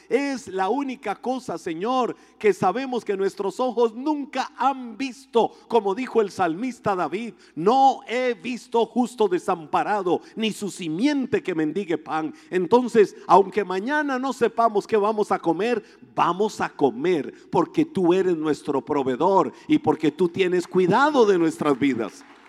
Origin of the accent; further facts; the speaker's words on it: Costa Rica; nosotros en Costa Rica